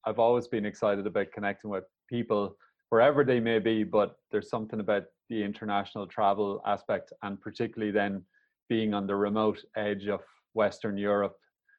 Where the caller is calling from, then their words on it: Lahinch, Munster, Ireland; I'm coming here from Lahinch on the west coast of Ireland. It's actually quite a rural place, relatively speaking.